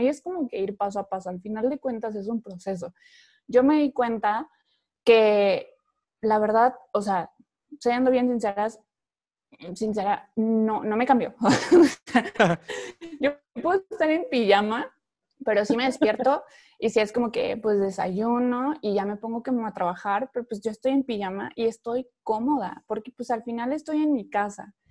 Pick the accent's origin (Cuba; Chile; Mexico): Mexico; Veracruz; now in Monterrey, Mexico; yo soy de Veracruz y estando en Monterrey